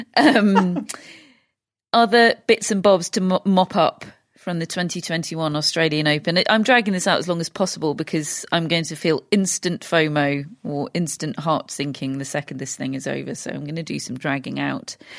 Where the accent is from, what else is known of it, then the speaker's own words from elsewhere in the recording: United Kingdom; we're British